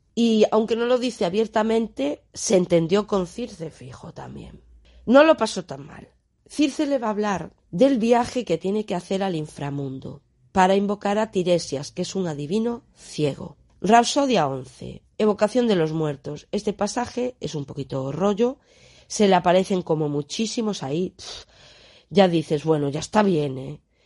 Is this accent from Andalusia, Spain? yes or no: no; Galicia, Spain; para aquí, para mi tierra, a un poeta que tenemos aquí, a Manuel Antonio